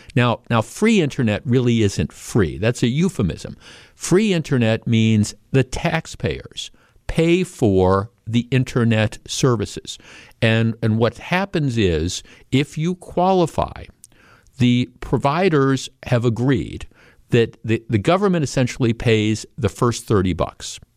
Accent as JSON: {"language": "English", "town": "Glendale", "region": "Wisconsin", "country": "United States", "tie": "born or raised there", "said": "I grew up in the North Shore, right? I grew up in Glendale."}